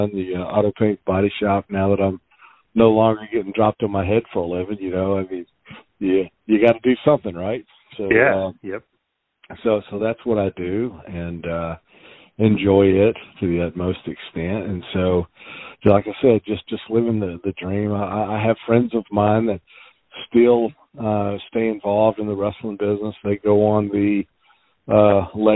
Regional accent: Nashville, Tennessee, United States; I grew up in Nashville, Tennessee.

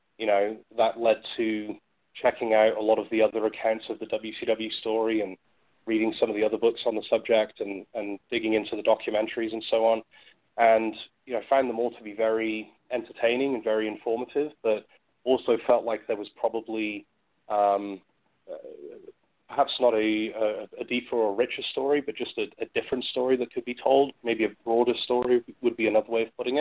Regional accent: United Kingdom; moved away; I grew up in the UK

